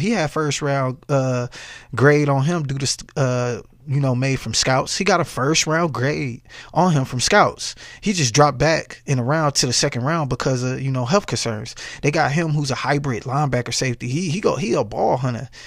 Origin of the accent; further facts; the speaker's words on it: Dallas, Texas, United States; my hometown team, the Dallas Cowboys